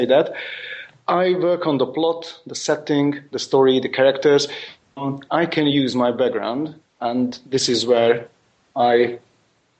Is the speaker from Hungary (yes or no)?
yes; Budapest, Hungary; first language Hungarian; English is a second language; I'm from Hungary, Budapest